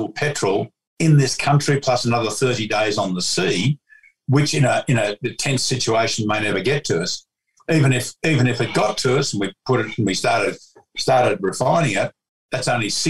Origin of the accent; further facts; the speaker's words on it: Melbourne, Victoria, Australia; I was born in 1950, in Melbourne